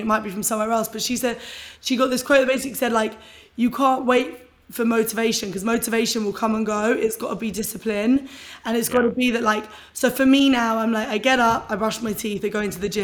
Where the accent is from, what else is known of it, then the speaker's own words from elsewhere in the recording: London, United Kingdom; I was born and raised in London